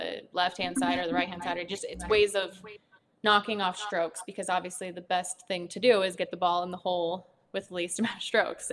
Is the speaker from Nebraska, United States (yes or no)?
yes; Nebraska, United States; moved away; I lived in a really small town and there's not a whole lot to do. So I picked up golf and I ended up being pretty good at it. And I started winning a lot of tournaments and I became the number two golfer in Nebraska